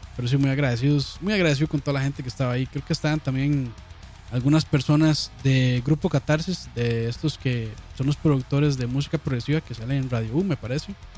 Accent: Costa Rica; yo como buen tico

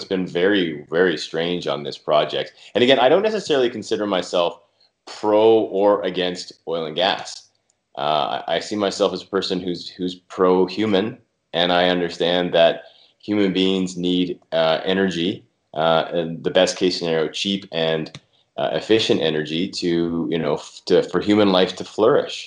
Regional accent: Calgary, Alberta, Canada; I'm from Calgary, born and raised

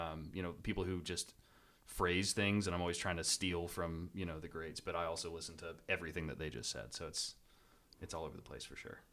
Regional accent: Salem, Virginia, United States; moved away as an adult; also born or lived in Harrisonburg, Virginia; now in Richmond, United States; I grew up in Southwest Virginia

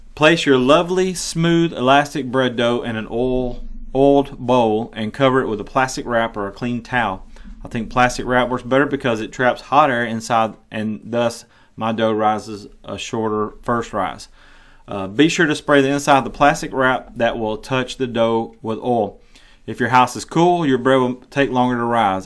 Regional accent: the South, United States; I live in the South. I was raised in the South.

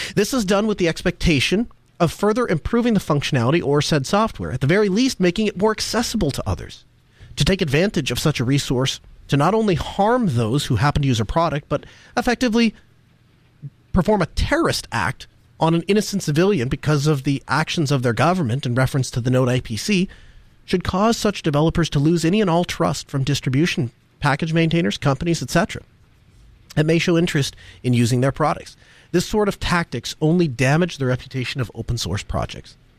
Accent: North Dakota, United States; moved away; I grew up in North Dakota

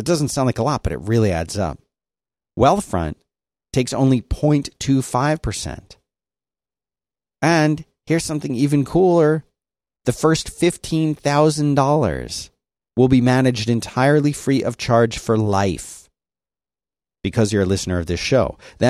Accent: Philadelphia, Pennsylvania, United States; I grew up in Philadelphia. Everyone got beat up.

